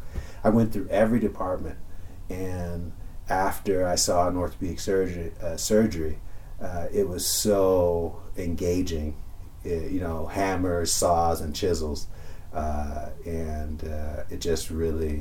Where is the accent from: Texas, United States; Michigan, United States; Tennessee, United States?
Michigan, United States; Detroit; moved away; I grew up in Detroit, Michigan, kind of a middle class family